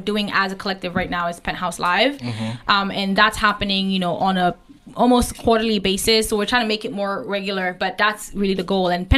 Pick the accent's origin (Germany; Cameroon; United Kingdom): Cameroon; Lebialem Division, Southwest Region; So I'm Bangwa, if anybody knows Libyalem Division, that's where I'm from.